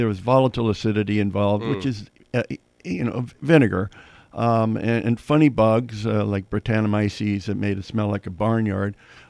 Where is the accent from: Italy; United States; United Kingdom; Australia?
United States; San Francisco, California; I was born and raised in San Francisco.